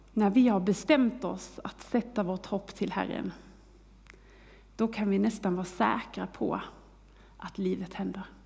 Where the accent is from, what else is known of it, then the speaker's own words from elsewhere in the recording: Kristianstad, Skåne, Sweden; moved away; Jag är uppväxt i Skåne, i Kristianstad